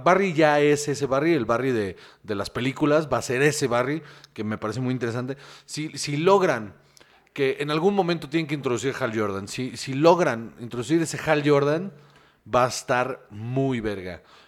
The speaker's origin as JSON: {"language": "Spanish", "town": "Guaymas", "region": "Sonora", "country": "Mexico", "tie": "born or raised there", "moved": "yes", "lives_now": "Mexico City, Mexico", "said": "de donde yo soy, o sea, donde yo crecí, eh, un respeto a mi Guaymas Sonora"}